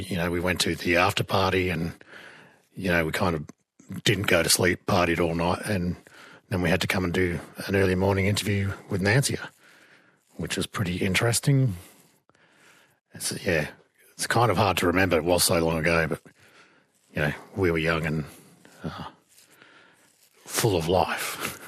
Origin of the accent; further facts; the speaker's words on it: Northern Territory, Australia; I'm from the Arana Mob, Bantarinya Mapa.